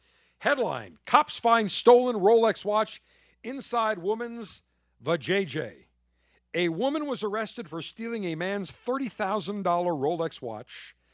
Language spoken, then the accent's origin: English; Vermont, United States; Bernard Sanders touring the dairy farms for Ben & Jerry's in my home state of Vermont.